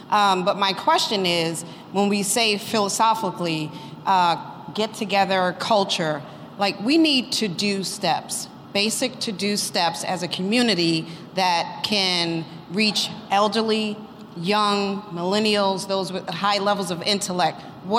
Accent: New York, United States; Director of Operations at Emmis. So, I was born and raised in Farragut Housing, NYCHA.

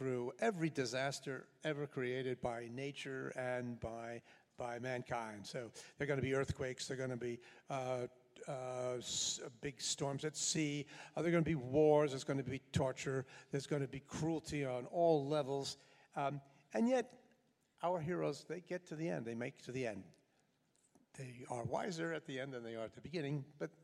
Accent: New York City, New York, United States; I grew up in New York City

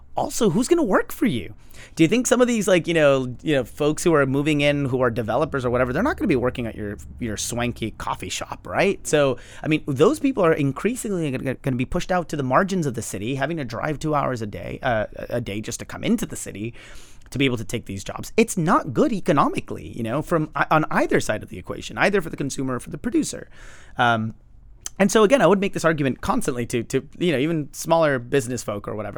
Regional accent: Los Angeles, California, United States; I grew up in Highland Park, which is massively gentrified.

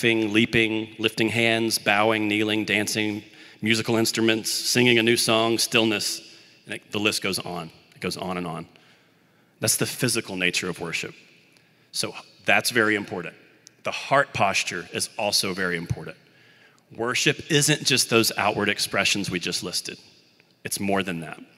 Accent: Birmingham, Alabama, United States; I grew up in the Birmingham, Alabama area, and I played Little League Baseball

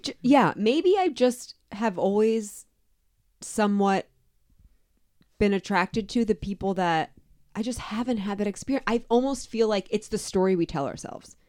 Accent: Atlantic City, New Jersey, United States; also born or lived in Florida; now in Cincinnati, United States; I was born in Atlantic City

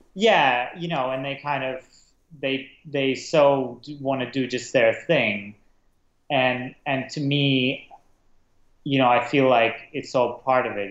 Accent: Prague, Czechia; moved away as an adult; also born or lived in Russia / London; I was born in Russia as a kid um, I moved to Prague, um, and that's where I kind of grew up, Prague, Czech Republic.

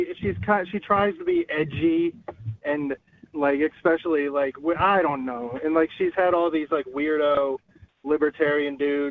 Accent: New Hampshire, United States; also born or lived in Hawaii; now in New York City, United States; I grew up in New Hampshire, so it's kind of my spot.

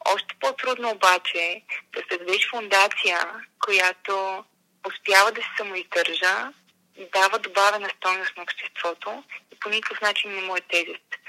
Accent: Montana, Montana Province, Bulgaria; аз съм от Монтана един прекрасен малък град

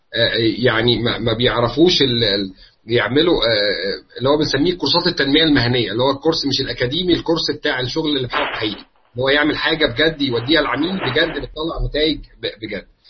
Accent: Egypt; عندنا في مصر

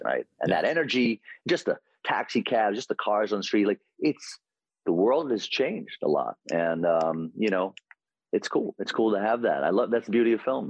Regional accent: New York City, New York, United States; as a New Yorker, and you know deeply influenced by growing up in Queens

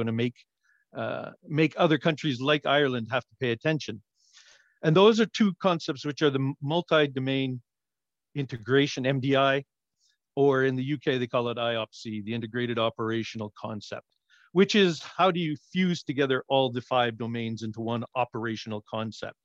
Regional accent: Canada; as a Canadian

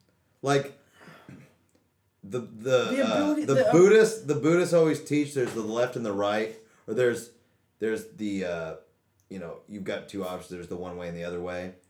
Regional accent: Oregon, United States; Again, we're from Oregon

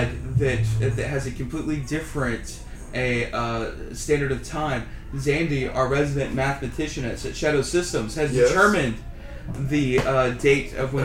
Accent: Louisiana, United States; I grew up in Louisiana

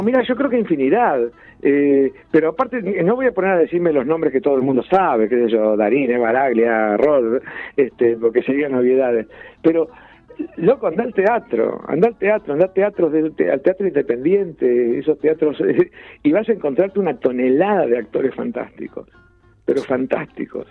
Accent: Ayacucho, Buenos Aires Province, Argentina; yo nací en un pueblo, en Ayacucho, en la provincia de Buenos Aires

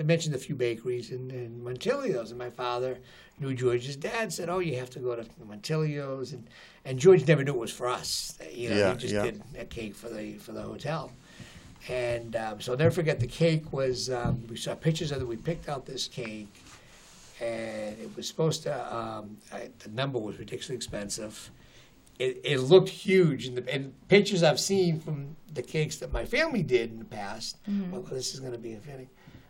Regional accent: Avellino, Campania, Italy; I was from Avellino.

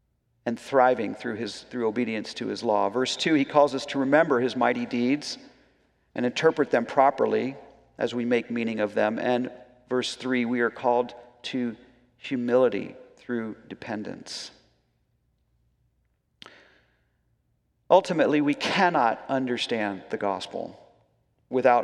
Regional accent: United States; as Americans

